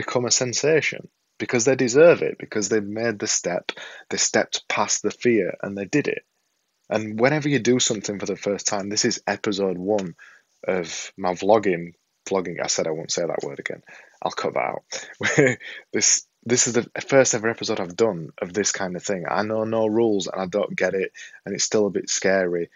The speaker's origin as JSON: {"language": "English", "region": "Yorkshire and the Humber", "country": "United Kingdom", "accent": "Yorkshire", "said": "I've got this silly Yorkshire accent"}